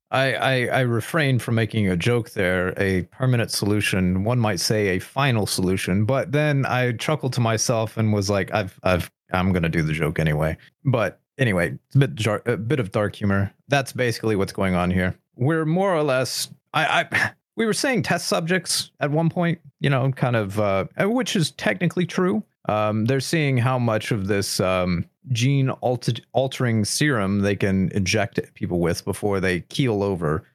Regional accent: United States; I am irredeemably American

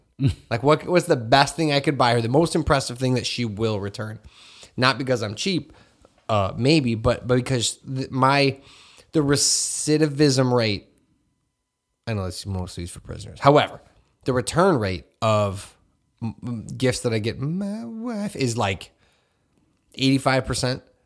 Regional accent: Hammond, Indiana, United States; growing up in Hessville, I just wore whatever was out

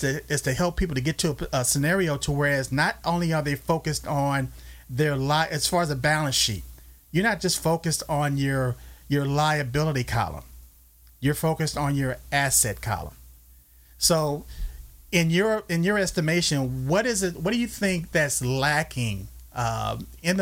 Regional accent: Los Angeles, California, United States; moved away; I grew up in South Central L.A.

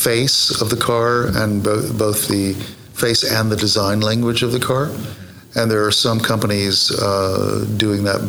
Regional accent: United States; moved away as an adult; now in London, United Kingdom; This is my home state

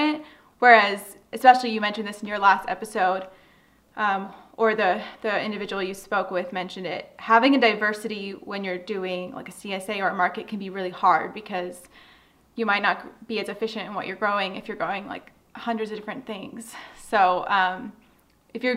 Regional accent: Southern California, United States; moved away as an adult; now in Upstate New York, United States; I grew up in Southern California

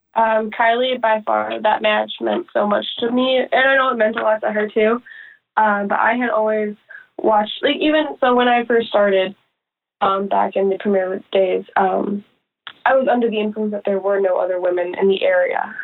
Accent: Chicago, Illinois, United States; we're like obviously from Chicago, so we're used to like rainy and cold and gross

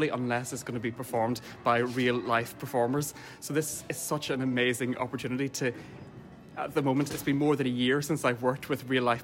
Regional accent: Derry, Northern Ireland, United Kingdom; now in Dublin, Ireland; I'm a composer and I'm based here in Dublin, but I'm from Derry

